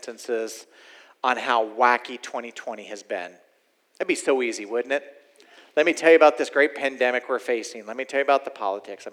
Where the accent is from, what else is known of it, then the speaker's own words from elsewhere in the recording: Oklahoma, United States; I'm from Oklahoma, y'all. I'm originally from here